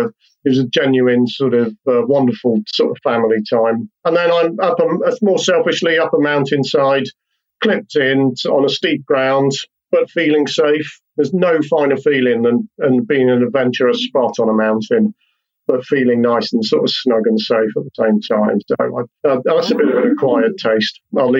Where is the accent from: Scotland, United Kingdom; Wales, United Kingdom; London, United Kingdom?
Wales, United Kingdom; accent: English; I live in Wales. I'm a Welshman with an English accent